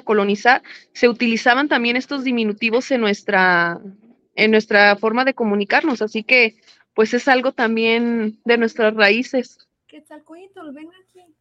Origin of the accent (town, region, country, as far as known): Guadalajara, Jalisco, Mexico